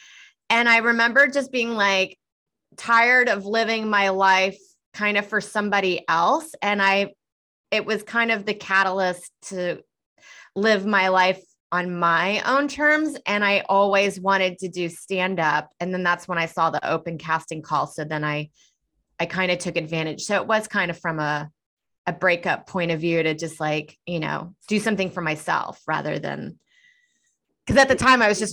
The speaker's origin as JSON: {"language": "English", "town": "Houston", "region": "Texas", "country": "United States", "moved": "as an adult", "lives_now": "New York City, United States", "said": "I'm actually from Houston, Texas, and I started there and moved up here 12 years ago"}